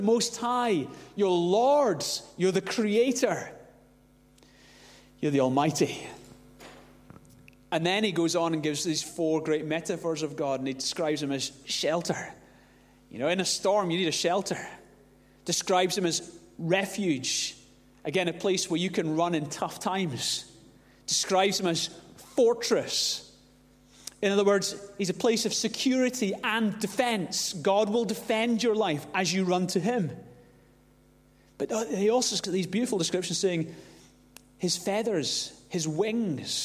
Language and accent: English; Glasgow, Scotland, United Kingdom; growing up in Glasgow, there were a few unseen dangers growing up in Glasgow